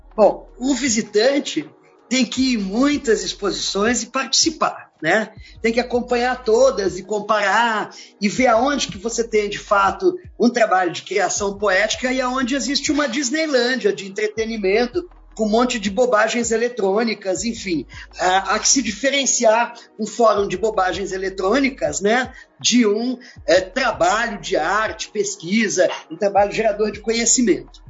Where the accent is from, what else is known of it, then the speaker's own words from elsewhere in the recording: Brazil; nos tratou como brasileiros, latino-americanos mesmo